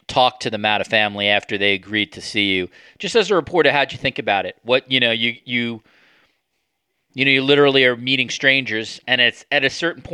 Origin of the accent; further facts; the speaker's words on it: New York, United States; moved away as an adult; now in Toronto, Canada; as a New Yorker